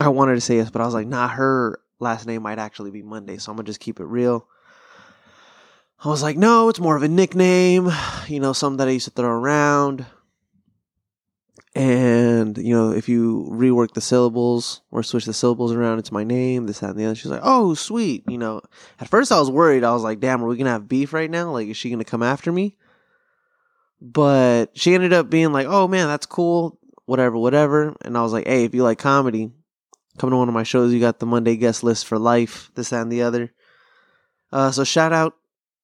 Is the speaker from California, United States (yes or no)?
yes; Pasadena, California, United States; growing up in SoCal